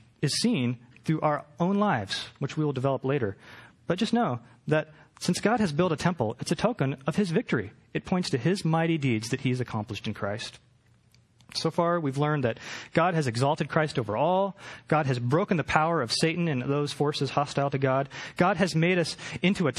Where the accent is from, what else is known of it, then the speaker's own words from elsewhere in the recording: Portland, Oregon, United States; now in Los Angeles, United States; I'm from Portland